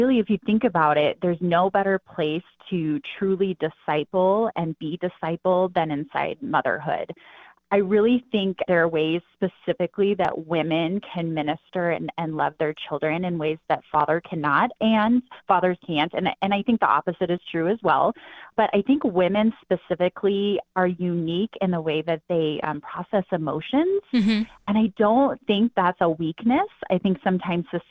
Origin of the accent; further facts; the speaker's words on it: northwest Wyoming, United States; I grew up in Wyoming, in the northwest corner of Wyoming.